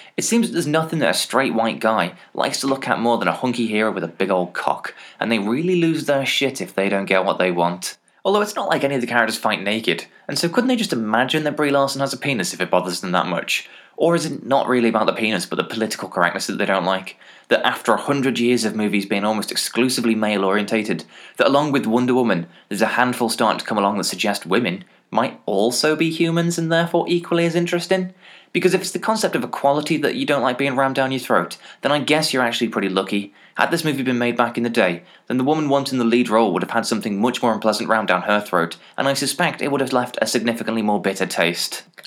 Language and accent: English; England, United Kingdom; As an English person